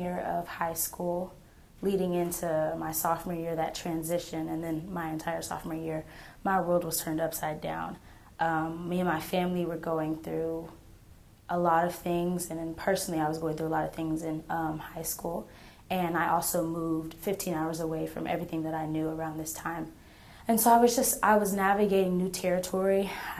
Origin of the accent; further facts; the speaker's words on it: Texas, United States; born there; also born or lived in Kansas / Oklahoma / South Carolina; So I like to tell people I was born and raised everywhere. I was born in Texas. I then moved to Kansas, then I moved to Oklahoma, then I moved to South Carolina, and now I'm back in Texas and Oklahoma